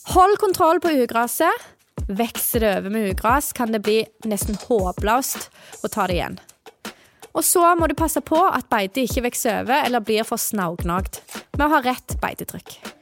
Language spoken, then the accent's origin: Norwegian; Jæren, Rogaland, Norway; jeg kommer jo fra Jæren, og der har vi jo ikke tid til å gå på skogen i jula når vi har så mange kyr å molke